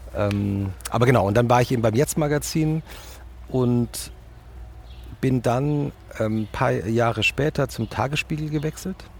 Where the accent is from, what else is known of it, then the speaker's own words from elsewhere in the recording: Langgöns, Hesse, Germany; moved away as an adult; also born or lived in Munich; ich bin ja in Langgöns aufgewachsen.